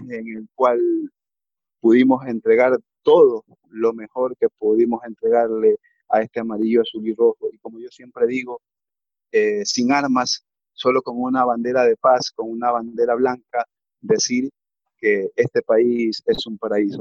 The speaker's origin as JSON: {"language": "Spanish", "country": "Ecuador", "said": "como ecuatoriano"}